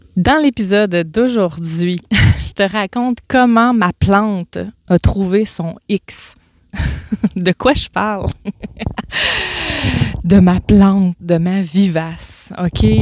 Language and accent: French; Gaspésie, Quebec, Canada; moved away; je pars en vacances en Gaspésie, dans ma région natale